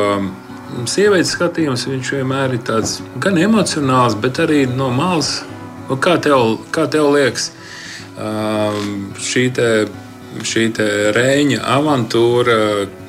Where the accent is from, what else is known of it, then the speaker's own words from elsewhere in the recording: Ance, Kurzeme, Latvia; es esmu no Anses.